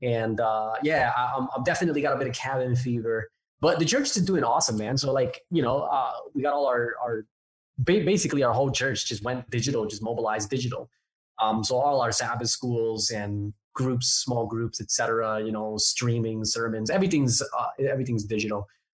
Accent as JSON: {"language": "English", "town": "Newark", "region": "New Jersey", "country": "United States", "tie": "born or raised there", "also_born_or_lived": "Hawaii", "accent": "a bit all over the place", "said": "I'm originally from Jersey. I'm a Jersey boy, born and raised in Newark, New Jersey, actually. And my accent is a little bit all over the place because even though I'm from Jersey, I lived in Hawaii for 4 years."}